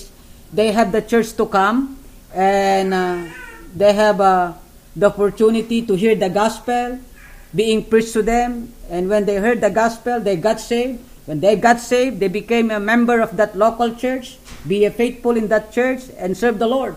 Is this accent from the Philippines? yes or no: yes; Philippines; I'm a Filipino.